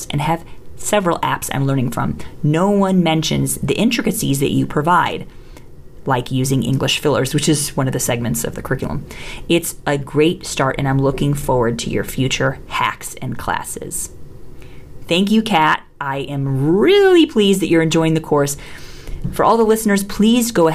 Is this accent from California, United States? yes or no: no; Chicago, Illinois, United States; moved away as an adult; now in India; I am originally from Chicago